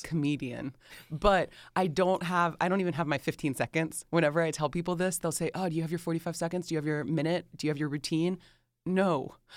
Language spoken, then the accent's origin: English; Atlanta, Georgia, United States; accent: Southern drawl; moved away; I love that I was born and raised in Atlanta. I love that I was born and raised in the South